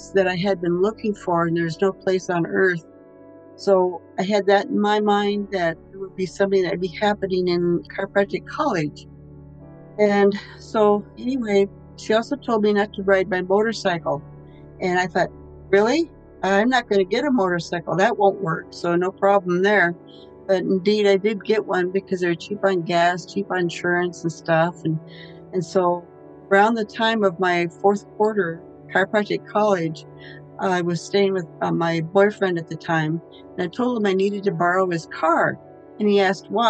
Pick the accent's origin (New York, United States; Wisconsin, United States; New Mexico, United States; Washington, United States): Washington, United States; Olympia; moved away; also born or lived in Spartanburg, South Carolina / Kansas City, Missouri; I'm originally from Olympia, Washington, and the area, and I've lived in certain areas throughout the states.